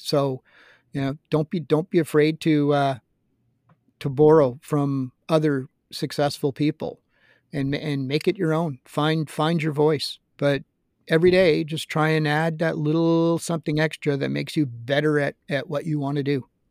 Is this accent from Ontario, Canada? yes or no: no; Montreal, Quebec, Canada; as a kid growing up in Montreal